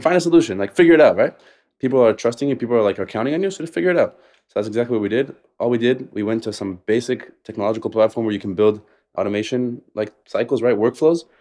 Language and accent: English; Las Vegas, Nevada, United States; moved away as an adult; also born or lived in Israel; now in Tel Aviv, Israel; I grew up in, uh, Vegas to Israeli parents